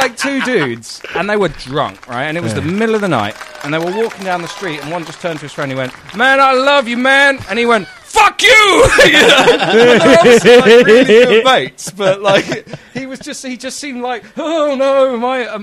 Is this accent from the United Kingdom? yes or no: yes; London, United Kingdom; I'm from London